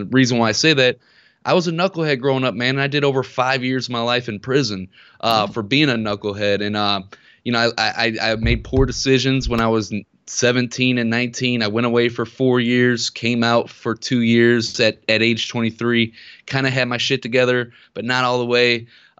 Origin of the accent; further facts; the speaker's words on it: Ferguson, Missouri, United States; And we grew up in Ferguson, Missouri.